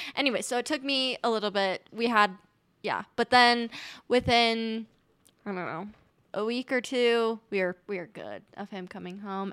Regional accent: Utah, United States; also born or lived in New Zealand / Colorado; pretty much born and raised in Utah, lived in New Zealand

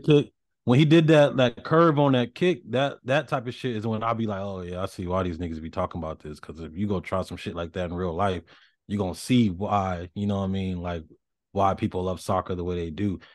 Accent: the South, United States; I grew up in the South

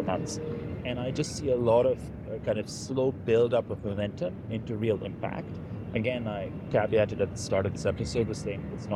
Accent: Pakistan; when I was a kid growing up in Pakistan

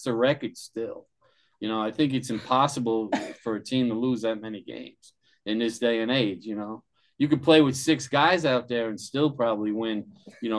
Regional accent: Long Island, New York, United States; accent: New York; moved away; I'm watching from Long Island

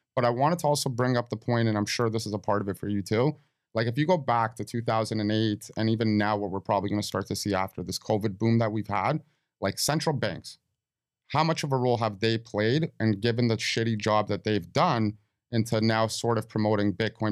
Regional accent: Toronto, Ontario, Canada; we're from Toronto

